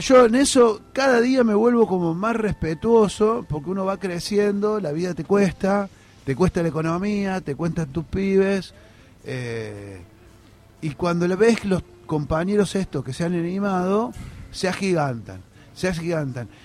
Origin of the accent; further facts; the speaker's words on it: Córdoba, Argentina; Yo soy cordobés